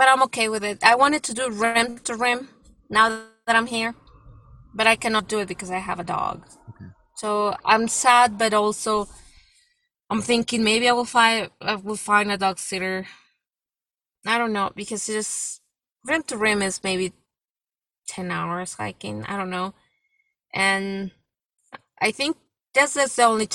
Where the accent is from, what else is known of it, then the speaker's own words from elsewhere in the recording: Mexico; moved away; even though I'm from Mexico, it's my country, but I've been in this country for so many years, more than half of my life